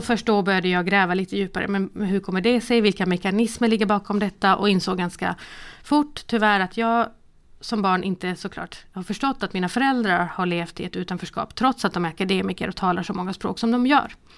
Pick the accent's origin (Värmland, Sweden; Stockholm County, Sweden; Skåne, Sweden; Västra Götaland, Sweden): Skåne, Sweden; Malmö; Sen så är jag uppvuxen i Rosengård i Malmö